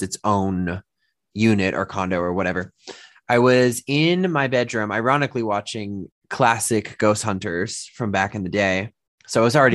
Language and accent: English; Massachusetts, United States; moved away; also born or lived in Dorchester, Boston; Growing up in Massachusetts